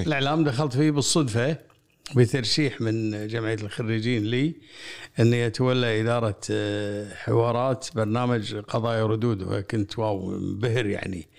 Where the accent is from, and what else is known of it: Kuwait